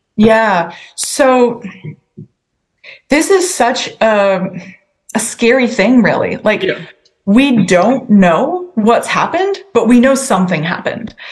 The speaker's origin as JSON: {"language": "English", "town": "Sackville", "region": "New Brunswick", "country": "Canada", "tie": "born or raised there", "said": "I grew up in Sackville, and that's kind of in the middle of my riding."}